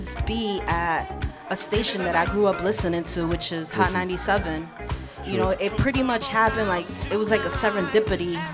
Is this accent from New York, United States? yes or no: yes; New York City, New York, United States; born and raised in Queens, New York City, by a loving Colombian and French family